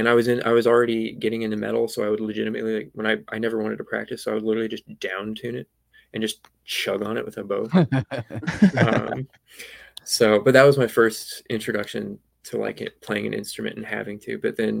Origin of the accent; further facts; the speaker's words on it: Santa Fe, New Mexico, United States; also born or lived in Santa Barbara; Which is lovely, but we had to move out of there when I was pretty young. It's really expensive. Then I spent most of my formative years in Santa Fe, New Mexico.